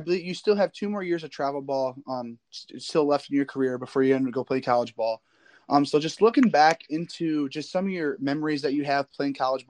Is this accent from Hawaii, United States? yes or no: no; Northern Indiana, United States; I'm from Northern Indiana